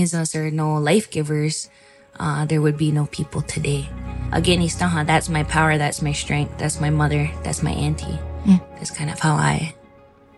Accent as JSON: {"language": "English", "area": "Six Nations of the Grand River Territory", "region": "Ontario", "country": "Canada", "said": "I'm from Six Nations Grand River Territory, Mohawk Bear Clan"}